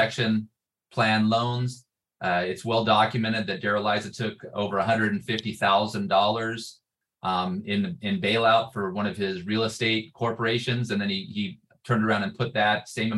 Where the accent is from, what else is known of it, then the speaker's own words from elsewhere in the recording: Santee, California, United States; I grew up in Santee